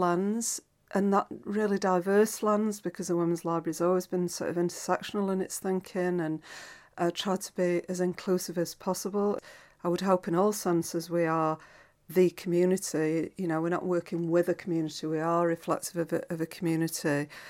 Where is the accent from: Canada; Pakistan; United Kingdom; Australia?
United Kingdom; Doncaster, Yorkshire and the Humber; now in Glasgow, United Kingdom; I grew up in Doncaster, and my teenage years were sort of really spent during the white heat of Thatcherism.